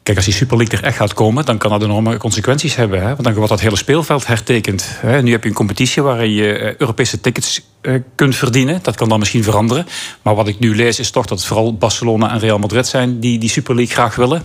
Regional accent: Belgium; moved away; ik ben opgegroeid in België

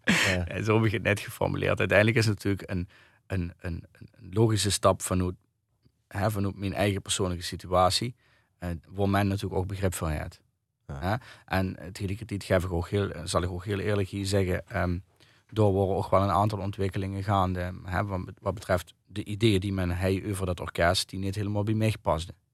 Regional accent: Kerkrade/Heerlen area, Limburg, Netherlands; also born or lived in Nijmegen; now in Ubachsberg, Netherlands; ik woon in Kenberg. Ik ben eigenlijk van Kerkhoorn.

